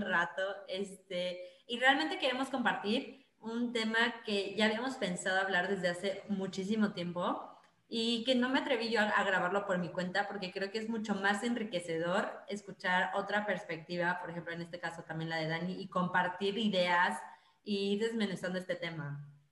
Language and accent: Spanish; Mexico; now in Netherlands; como mexicanos